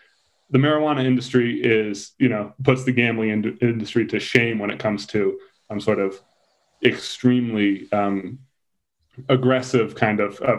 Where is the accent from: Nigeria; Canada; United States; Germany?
United States; Newark, Delaware; moved away as an adult; also born or lived in Wilmington, Delaware / New York; now in Colorado, United States; Yeah, so I grew up in Newark. I moved to North Wilmington when I was in high school, went to Wilmington Friends. Then I moved out to Colorado. I moved out here permanently in February of 2019